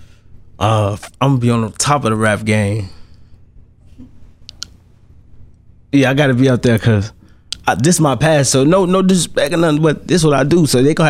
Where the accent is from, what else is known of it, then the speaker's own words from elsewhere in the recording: Monroe, United States; I'm from the hood. I'm from Monroe, man. I'm this block. Mm-hmm. And I did this for the people I grew up with.